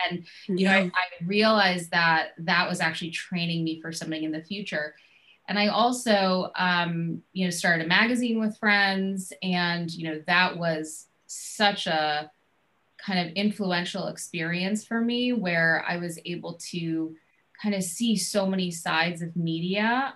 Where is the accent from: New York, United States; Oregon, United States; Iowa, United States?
New York, United States; also born or lived in Boston; I'm from New York